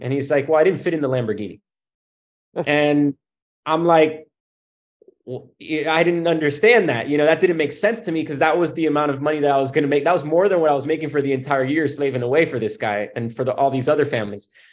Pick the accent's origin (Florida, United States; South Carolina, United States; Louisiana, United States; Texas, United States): Florida, United States; Miami; I came from Miami, and in Miami, my grandparents had come over from Cuba